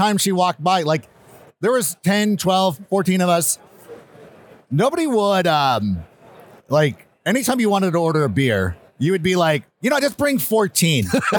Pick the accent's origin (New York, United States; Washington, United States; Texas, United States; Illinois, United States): Illinois, United States; Chicago; born in the Chicagoland area.